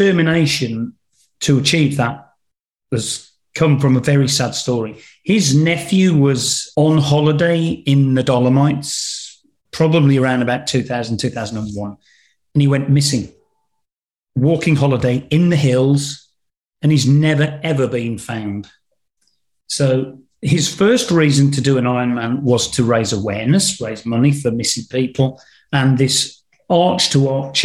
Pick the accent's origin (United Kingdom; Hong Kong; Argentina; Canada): United Kingdom; Black Country, West Midlands; accent: Black Country; my regional accent from the Black Country